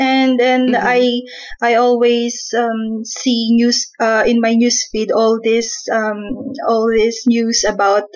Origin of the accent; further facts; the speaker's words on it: Philippines; I am from the Philippines